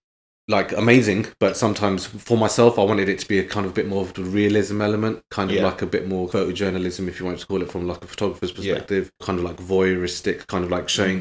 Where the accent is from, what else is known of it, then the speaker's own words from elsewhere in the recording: London, United Kingdom; now in Birmingham, United Kingdom; every time I go back to London, as soon as I cross the M25